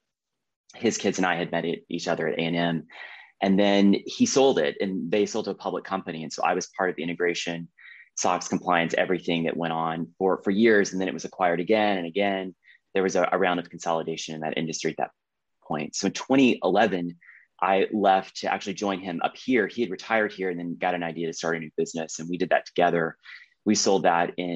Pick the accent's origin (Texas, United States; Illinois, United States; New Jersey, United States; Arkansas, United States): Texas, United States; East; moved away as an adult; also born or lived in Washington / New York; now in Bryan College Station, United States; I grew up in East Texas